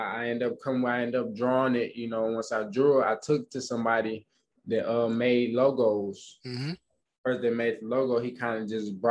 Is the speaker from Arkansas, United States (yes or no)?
yes; Pine Bluff, Arkansas, United States; now in Houston, United States; I come from Arkansas Pine Bluff, so it's very small. You know, it's a very, very small country kind of town.